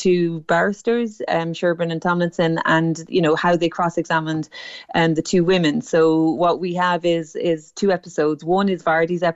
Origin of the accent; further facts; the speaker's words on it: Cork, Munster, Ireland; I am from Ballintemple